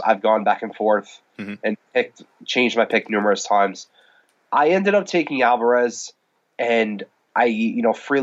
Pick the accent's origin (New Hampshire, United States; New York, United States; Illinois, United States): New York, United States; born and raised in New York, still live in New York